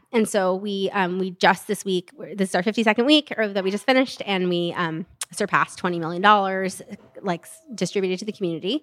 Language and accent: English; Stockton, California, United States; I'm from Stockton.